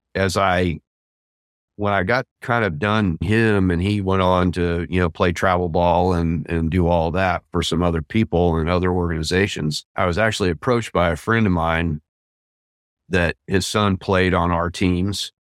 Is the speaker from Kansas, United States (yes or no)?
yes; Southeast Kansas, United States; I grew up near Kansas City in Southeast Kansas.